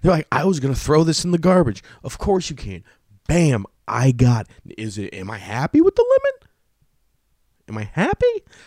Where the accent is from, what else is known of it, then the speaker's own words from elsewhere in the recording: Sacramento, California, United States; I'm from Sacramento